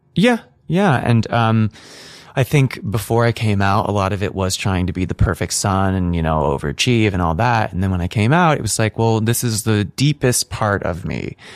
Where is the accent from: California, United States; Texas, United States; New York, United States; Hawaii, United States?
California, United States; north of San Francisco; I grew up north of San Francisco